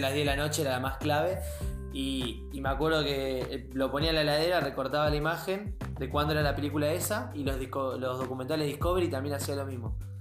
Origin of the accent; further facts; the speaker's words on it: Mar del Plata, Buenos Aires Province, Argentina; soy de Mar del Plata